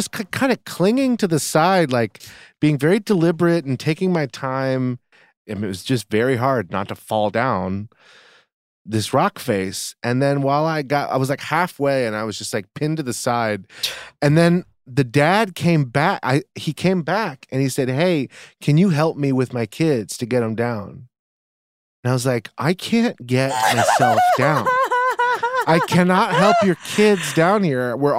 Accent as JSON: {"language": "English", "region": "East Coast", "country": "United States", "tie": "born or raised there", "said": "I grew up on the East Coast. I've never not seen snow."}